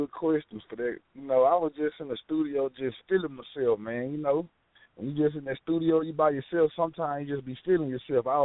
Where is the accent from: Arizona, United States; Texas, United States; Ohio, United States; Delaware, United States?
Texas, United States; Dallas; right now I'm calling from Louisiana because I'm out here on the road working, but I'm from Dallas, Texas, though. Triple D.